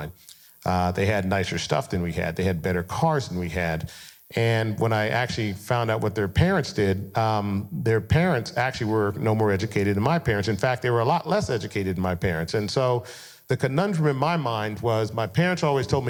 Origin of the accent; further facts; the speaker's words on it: Denver, Colorado, United States; I grew up in Colorado